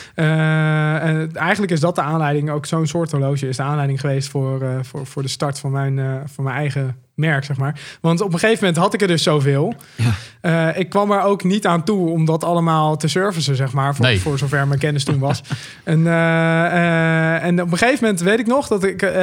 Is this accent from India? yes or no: no; Drenthe, Netherlands; now in Delft, Netherlands; Ik kom uit Drenthe oorspronkelijk